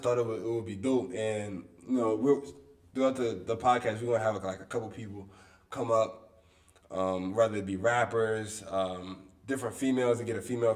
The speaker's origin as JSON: {"language": "English", "town": "Wilmington", "region": "Delaware", "country": "United States", "said": "I'm also from Wilmington, Delaware. I'm from the inner city"}